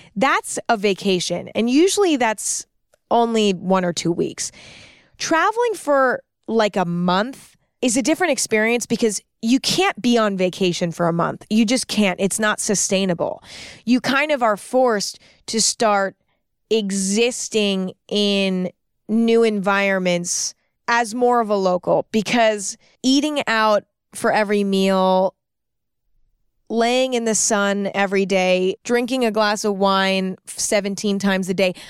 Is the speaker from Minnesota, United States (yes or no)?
no; San Francisco, California, United States; I started out in San Francisco, which is my hometown